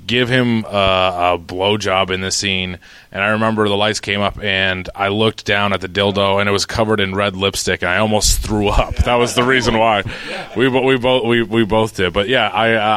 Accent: Quincy, Massachusetts, United States; moved away; I'm from Quincy, Mass.

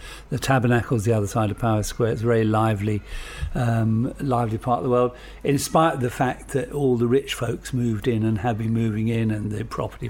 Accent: London, United Kingdom; also born or lived in Welwyn, Hertfordshire; I grew up in Camden Town.

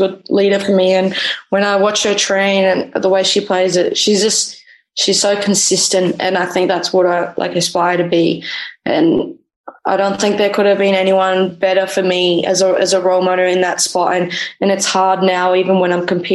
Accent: Australia; also born or lived in Los Angeles, United States / Norway; now in Malmö, Sweden; I'm an Australian keeper

